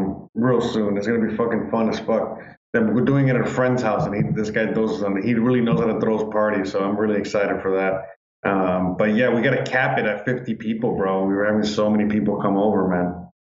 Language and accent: English; Florida, United States; I'm from Florida.